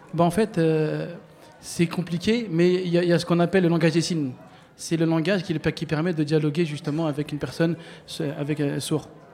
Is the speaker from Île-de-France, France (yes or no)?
yes; Bobigny, Île-de-France, France; je suis né, j'ai grandi à Bobigny